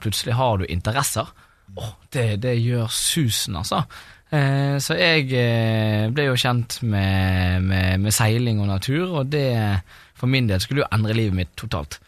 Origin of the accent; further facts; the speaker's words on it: Bergen, Vestland, Norway; moved away; satt jo jeg der hjemme i Bergen